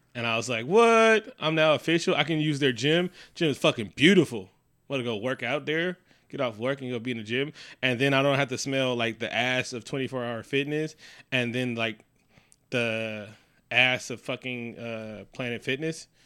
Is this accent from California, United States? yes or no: yes; Oakland, California, United States; my hometown